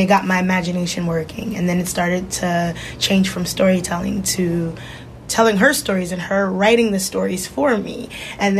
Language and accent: English; New Jersey, United States; moved away as an adult; now in Bay Area, United States; I'm originally from Jersey, born and raised